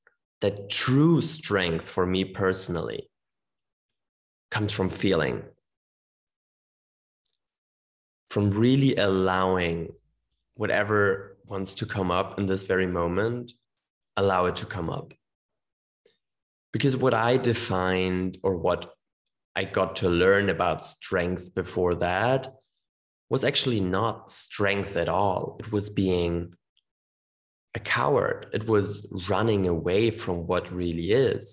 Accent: Germany; growing up in Germany

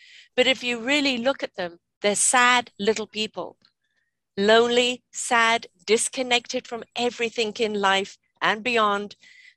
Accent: England, United Kingdom; I'm from England

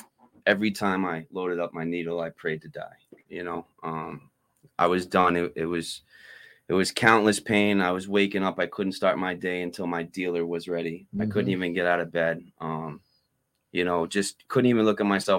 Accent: Framingham, Massachusetts, United States; I was born and raised in Framingham, Mass.

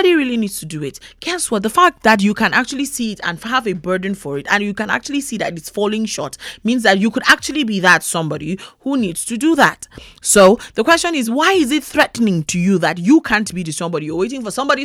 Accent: Plateau, Nigeria; I'm from Nigeria. I'm from Plateau State. We are the Middle Belt

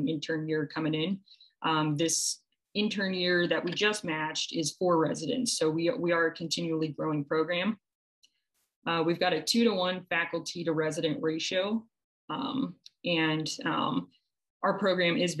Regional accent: Midwest, United States; moved away as an adult; now in New York, United States; being from the Midwest myself

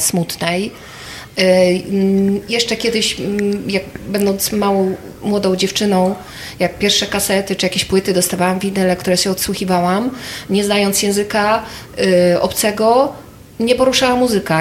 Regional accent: Krasnystaw, Lublin Voivodeship, Poland; ja pochodzę z Krasnego Stawu

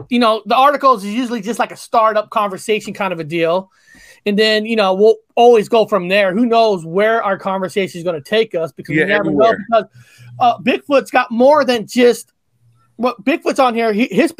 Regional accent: United States; I'm an American.

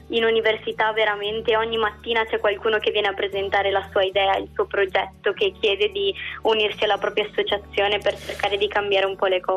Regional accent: Boretto, Emilia-Romagna, Italy; moved away as an adult; now in Bologna, Italy; io arrivo comunque dall'Emilia Romagna, da un paesino in provincia di Reggio Emilia, sul Po

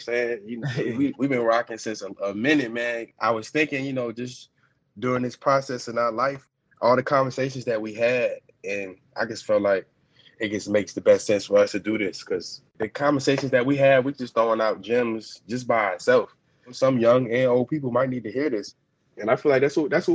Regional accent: Virginia, United States; I was coming from Virginia

